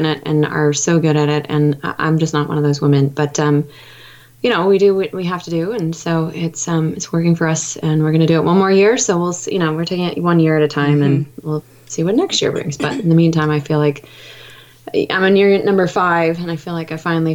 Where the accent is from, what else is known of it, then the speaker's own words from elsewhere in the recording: Oregon, United States; also born or lived in Europe; now in Washington, D.C., United States; I grew up in Oregon, and I eventually made my way out to Washington, D.C. with a few pit stops in Europe before I settled here with my husband